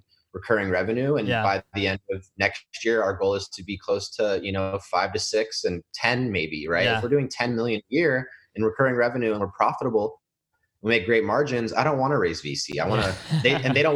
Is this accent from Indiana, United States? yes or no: no; Houston, Texas, United States; also born or lived in San Francisco, California; I grew up in San Francisco until school started, I guess, like first grade. And then I was in Houston until grade school, high school